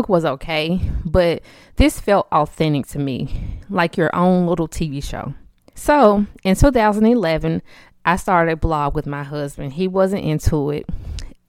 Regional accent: Memphis, Tennessee, United States; I currently live in Memphis, Tennessee. Born and raised here, Memphis Tiger, been here all my life

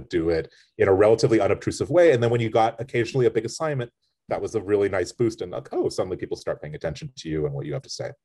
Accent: United States; as an American critic

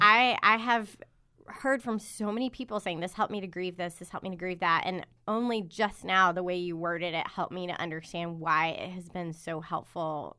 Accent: Charlotte, North Carolina, United States; now in Durham, United States; I'm originally from Charlotte, but I've lived in Durham

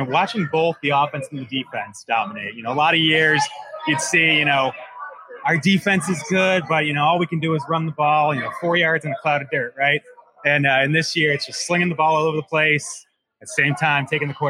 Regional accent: Buffalo, New York, United States; moved away; I'm from South Buffalo originally, so being back in South Buffalo

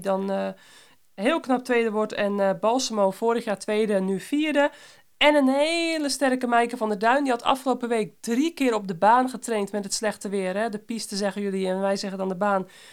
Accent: Netherlands; als Belgische en Nederlandse

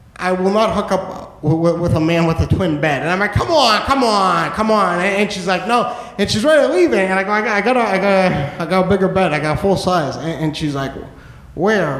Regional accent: New Hampshire, United States; moved away as an adult; now in New York, United States; I am originally from New Hampshire. Um, first 23 years of my life I spent in New Hampshire

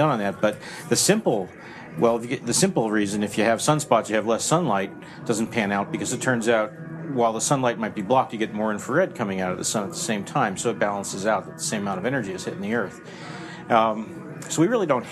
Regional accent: New Jersey, United States; moved away; I'm from Jersey. I'm a guy from Jersey, and it's a foreign land

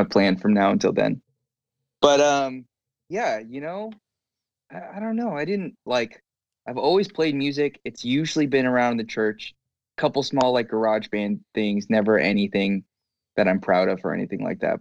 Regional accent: Southern California, United States; also born or lived in Los Angeles; grew up in C, Southern California.

